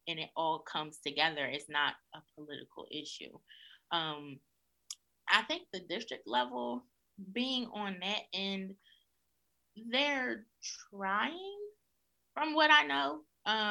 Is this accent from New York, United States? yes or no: no; Philadelphia, Pennsylvania, United States; being a Black woman growing up in North Philadelphia